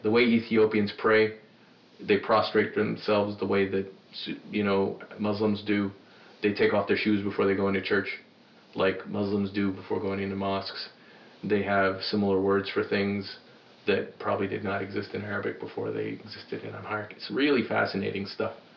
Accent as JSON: {"language": "English", "region": "New York", "country": "United States", "tie": "born or raised there", "also_born_or_lived": "Sudan", "said": "I'm from New York, because that's where I spent the bulk of my childhood, and it's where I feel like I'm from."}